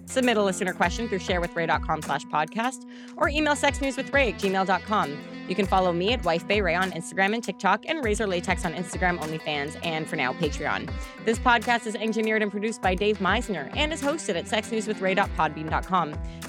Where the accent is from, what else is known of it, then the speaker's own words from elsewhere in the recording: Canada; we as a Canadian.